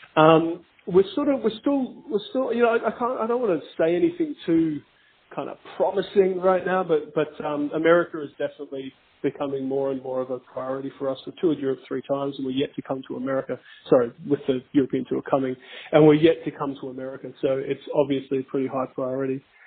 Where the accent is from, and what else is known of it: Australia